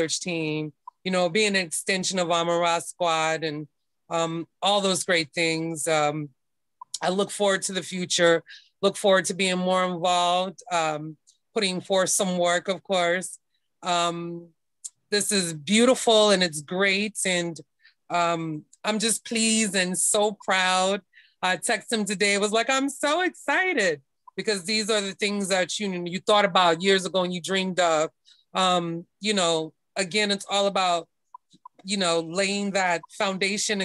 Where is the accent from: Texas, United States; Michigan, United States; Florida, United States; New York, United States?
Florida, United States; Daytona Beach; I am from Daytona Beach, Florida. I like to represent the Florida Geechee Girl life